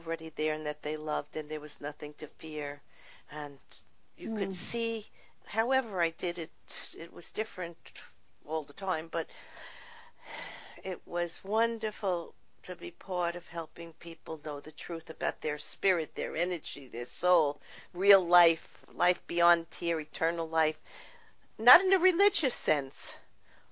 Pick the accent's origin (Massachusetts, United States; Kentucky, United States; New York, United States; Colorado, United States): New York, United States; I'm from New York, but I have a son living out in California, and I travel back and forth there